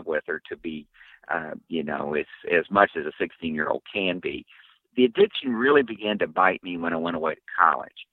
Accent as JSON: {"language": "English", "region": "West Virginia", "country": "United States", "tie": "born or raised there", "said": "I grew up in West Virginia, in coal mining country."}